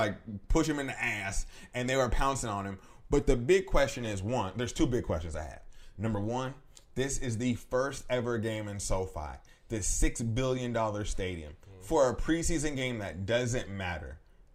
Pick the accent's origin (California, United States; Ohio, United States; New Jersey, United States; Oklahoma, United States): California, United States; Los Angeles; we are from the Los Angeles area